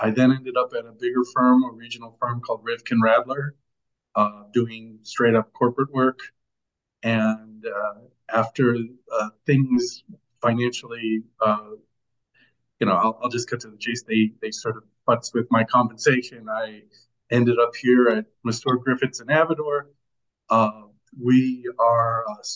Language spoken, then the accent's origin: English; Chicago, Illinois, United States; moved away as an adult; I'm originally from Chicago